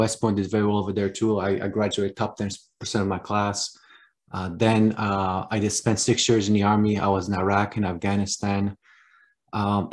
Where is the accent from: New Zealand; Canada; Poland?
Poland; accent: Polish; moved away; I was actually born in Poland. That's where the name and accent comes from.